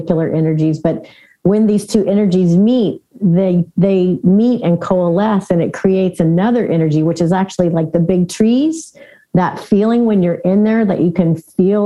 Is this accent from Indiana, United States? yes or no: yes; Southern Indiana, United States; moved away; also born or lived in California; I grew up in Southern Indiana, you know, I had been in California for a long time.